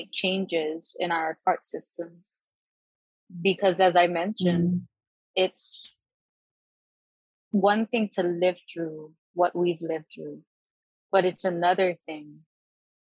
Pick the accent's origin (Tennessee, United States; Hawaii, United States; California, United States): Hawaii, United States; as a Kanaka, as a Hawaiian